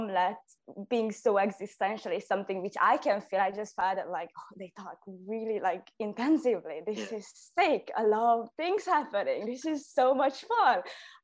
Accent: Budapest, Hungary; first language Hungarian; English is a second language; now in Scotland, United Kingdom; I'm from Budapest, Hungary

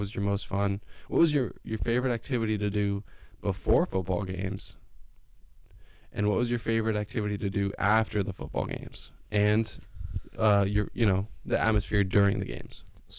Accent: Bend, Oregon, United States; moved away; also born or lived in Davis, California; I grew up in Bend, Oregon, right?

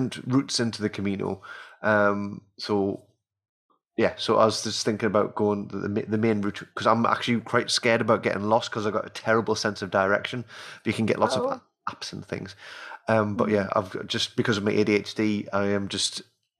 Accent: England, United Kingdom; for me being an Englishman

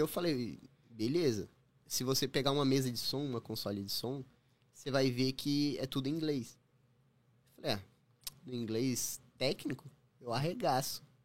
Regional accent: Brazil; moved away as an adult; now in Toronto, Canada; eu saí do Brasil

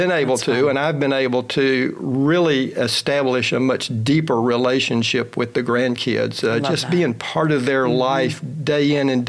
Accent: Houston, Texas, United States; I grew up here in Houston. I'm a Milby graduate

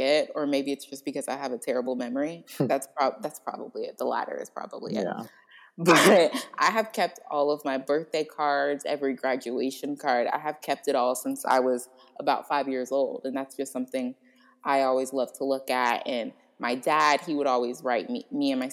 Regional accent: Florida, United States; I'm from Florida.

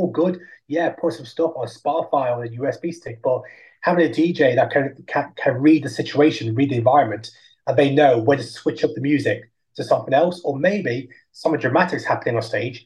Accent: Derby, East Midlands, United Kingdom; Derby was my hometown.

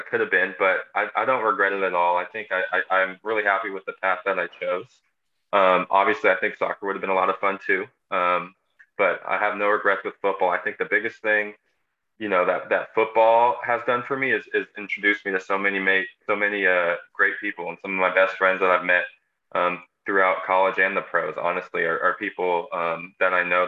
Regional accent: Seattle, Washington, United States; I'm from Seattle, so originally I feel like you're born in the Seattle area.

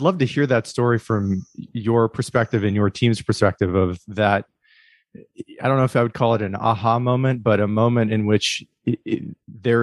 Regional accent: Midwest, United States; I grew up in the Midwest

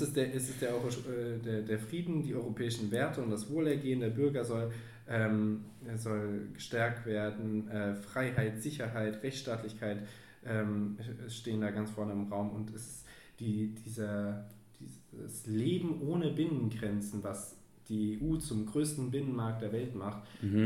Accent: Frankfurt am Main, Hesse, Germany; wir als Frankfurter

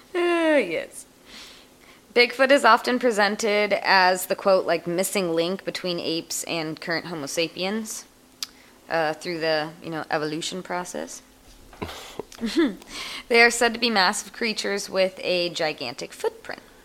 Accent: Shaver Lake, California, United States; my hometown, Shaver Lake, California

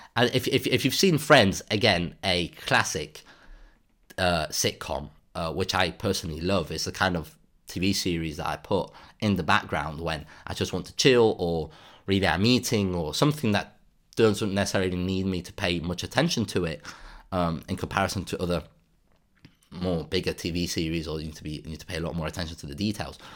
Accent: Spain; in Spain, actually, in my hometown

